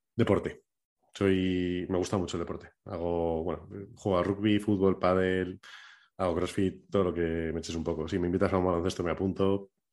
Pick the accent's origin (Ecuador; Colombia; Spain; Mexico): Spain; La Rioja; soy de Veranea de La Rioja